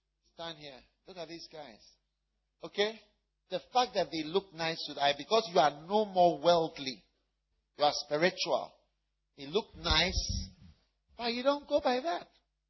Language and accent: English; Switzerland; now in United States; because I come from Switzerland also.